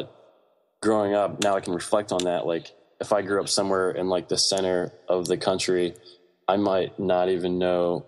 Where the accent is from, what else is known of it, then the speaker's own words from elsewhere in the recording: Greenbelt, Maryland, United States; also born or lived in Laurel, Maryland; I was actually born and raised in Prince George's County, in Maryland, which is closer to DC